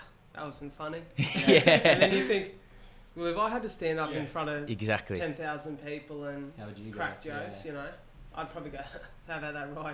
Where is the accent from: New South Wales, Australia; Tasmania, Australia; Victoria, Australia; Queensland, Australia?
New South Wales, Australia; Wollongong; we come from an area, like I said, that is very supportive, but there's almost a mentality in Wollongong that is limiting to this area